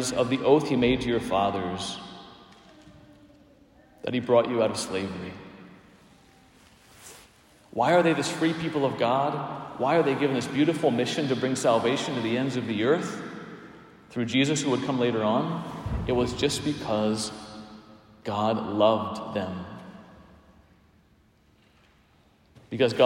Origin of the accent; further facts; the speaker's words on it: Palmyra, Pennsylvania, United States; moved away; also born or lived in Emmitsburg, Maryland; I was driving from Emmitsburg, Maryland to Palmyra, Pennsylvania